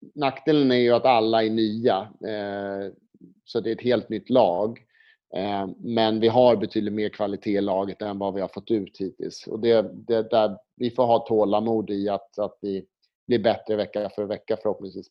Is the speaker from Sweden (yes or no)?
yes; Sweden; now in Spain; komma som svensk till Spanien